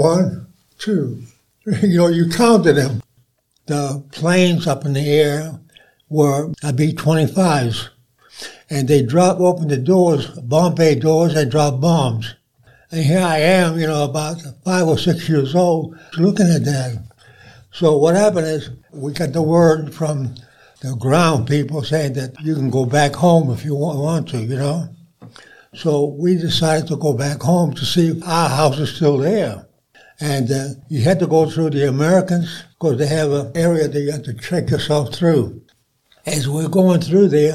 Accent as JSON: {"language": "English", "region": "Sicily", "country": "Italy", "tie": "born or raised there", "moved": "yes", "lives_now": "Athens, Alabama, United States", "said": "I was born in Sicily"}